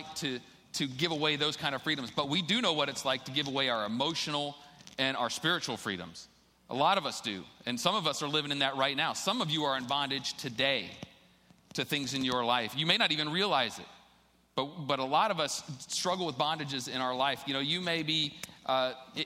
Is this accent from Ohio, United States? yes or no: yes; Ohio, United States; I'm from Ohio